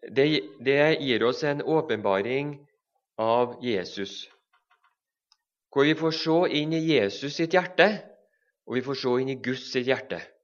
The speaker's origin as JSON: {"language": "Norwegian", "town": "Levanger", "region": "Trøndelag", "country": "Norway", "said": "Begge så kommer vi fra Levanger i Trøndelag"}